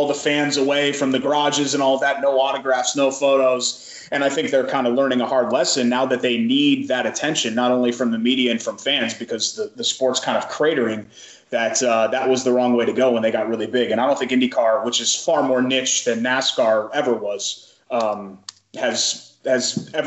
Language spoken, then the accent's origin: English; Trumbull, Connecticut, United States; moved away; I grew up in Connecticut